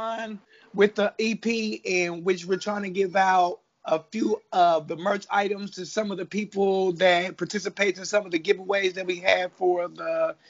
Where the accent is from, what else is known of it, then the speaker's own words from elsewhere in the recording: Indiana, United States; now in Hayti, Missouri, United States; I'm in Missouri, but I'm from Indiana, though.